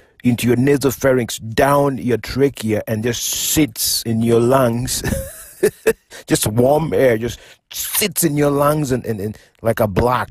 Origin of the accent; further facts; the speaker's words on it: Mfangano Island, Homa Bay County, Kenya; moved away; also born or lived in Kisumu; I was born and raised in Fangano Island.